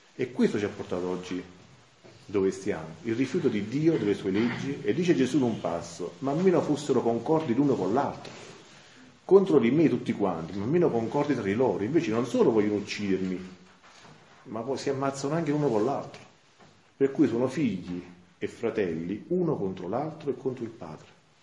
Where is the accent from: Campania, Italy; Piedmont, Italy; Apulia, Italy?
Campania, Italy; Santa Maria Capua Vetere; vengo da Santa Maria Capovetro